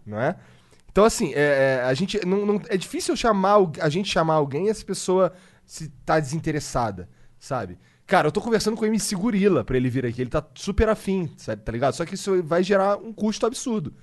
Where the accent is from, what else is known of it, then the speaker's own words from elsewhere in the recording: Brazil; eu sou brasileiro. Falo português.